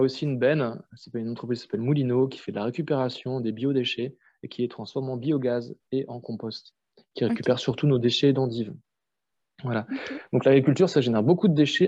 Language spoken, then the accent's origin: French; Strasbourg, Grand Est, France; j'ai grandi à Strasbourg, en ville